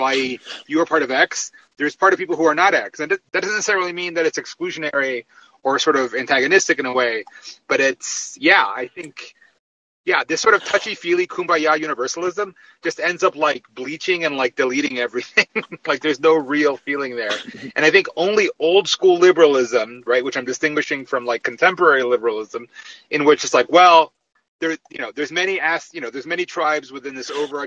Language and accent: English; Miami, Florida, United States; I was raised in Miami